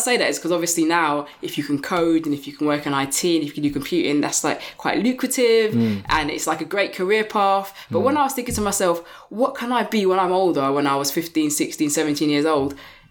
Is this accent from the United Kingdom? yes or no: yes; London, United Kingdom; I grew up in East Finchley